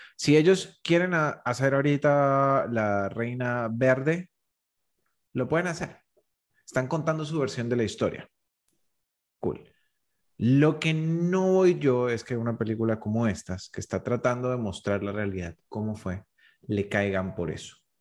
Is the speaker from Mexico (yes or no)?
no; Colombia; yo como colombiano